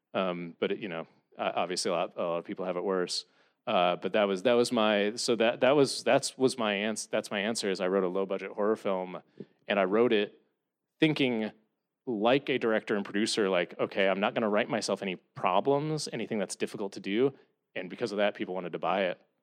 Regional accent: Columbia, Missouri, United States; moved away; growing up in Columbia, Missouri

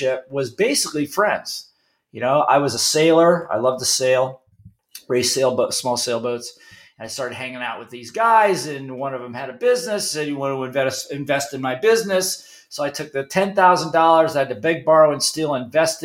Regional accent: Ohio, United States; moved away as an adult; also born or lived in Hawaii; I grew up in Ohio, in the Midwest

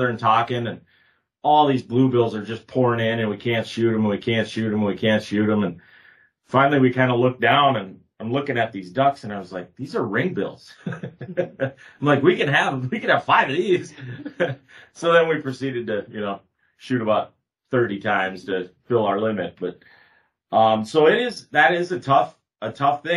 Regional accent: Northeast South Dakota, United States; moved away; I grew up in Northeast South Dakota where you could turn around and there's a slough every, you know, 150 yards in some places.

